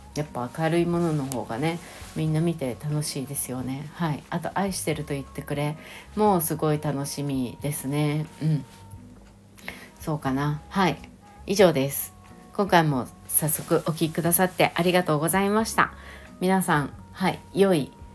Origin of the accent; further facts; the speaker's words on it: Shizuoka, Japan; 私も静岡県出身